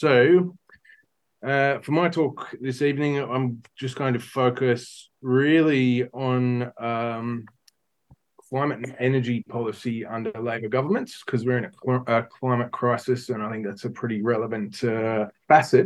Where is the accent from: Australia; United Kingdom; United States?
Australia; Newcastle, New South Wales; moved away; I grew up in Newcastle, Mullumbimby